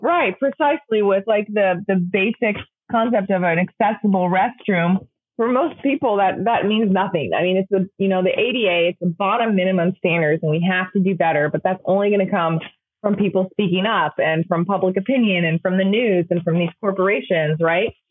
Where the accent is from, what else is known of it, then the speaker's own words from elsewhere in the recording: England, United Kingdom; now in United States; growing up in England